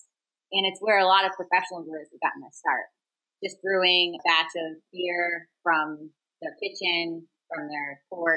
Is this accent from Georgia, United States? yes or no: no; Vermont, United States; moved away as an adult; also born or lived in Boston / Brooklyn, New York; I grew up in Vermont and was hoping to find a job in Vermont